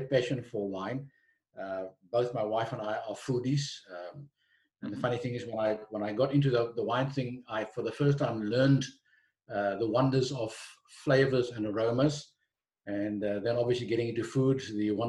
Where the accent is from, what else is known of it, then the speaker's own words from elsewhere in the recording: Stellenbosch, Western Cape, South Africa; also born or lived in Johannesburg; I was born and bred in Stellenbosch, right in the heart of the Midlands